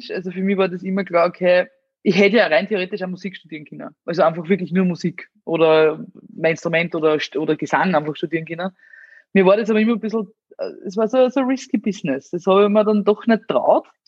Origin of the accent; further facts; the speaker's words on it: Amstetten, Lower Austria, Austria; Ich bin ja aus Amstetten, da gibt's äh, die Stadthalle und da es ein Restaurant drinnen und das haben damals meine Großeltern geführt